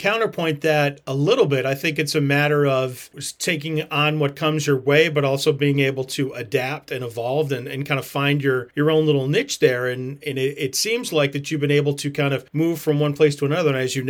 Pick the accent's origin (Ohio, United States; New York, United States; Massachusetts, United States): Massachusetts, United States; growing up in New England, growing up in the Berkshires